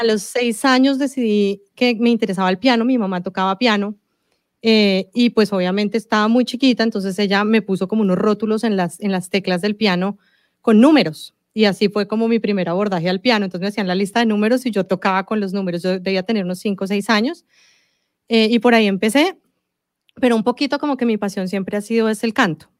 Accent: Colombia; Yo nací en Colombia, eh, mi papá es italiano y toda su familia eh, es italiana

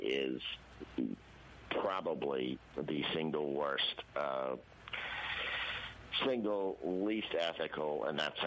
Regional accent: Louisiana, United States; I grew up in the Louisiana Republican ethos of the 1970s.

